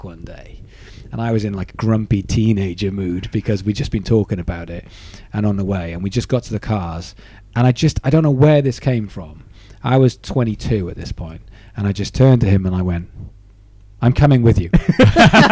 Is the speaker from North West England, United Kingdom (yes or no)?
no; Swansea, Wales, United Kingdom; also born or lived in Guildford; now in Brighton, United Kingdom; I'm from Swansea